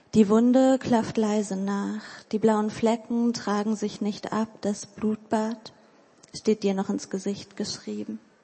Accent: Hildesheim, Lower Saxony, Germany; Ich komme aus Hildesheim. Ich studiere dort literarisches Schreiben.

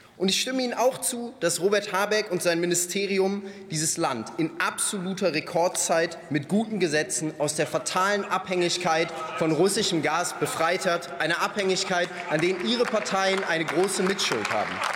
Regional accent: North Rhine-Westphalia, Germany; Ich komme selbst aus NRW

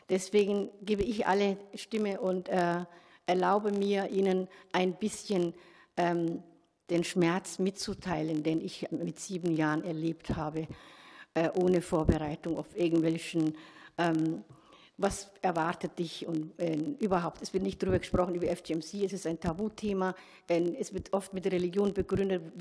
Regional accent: Somalia; born there; ich bin in Somalia geboren, äh, 1964

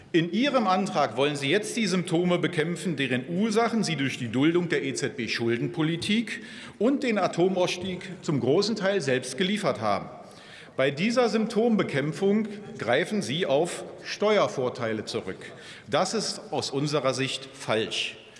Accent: Hanover, Lower Saxony, Germany; bei uns in Hannover

